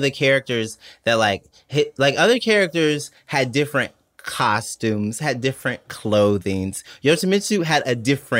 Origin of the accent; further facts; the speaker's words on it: Atlanta, Georgia, United States; I was born and raised on Atlanta.